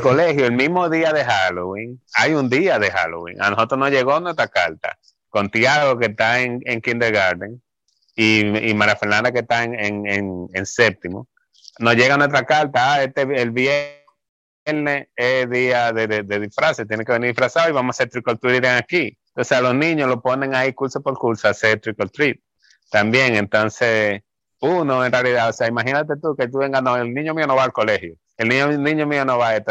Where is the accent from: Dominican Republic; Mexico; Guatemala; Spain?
Dominican Republic; Santo Domingo; moved away as an adult; vengo de Santo Domingo y que vengo de, ser miembro de la iglesia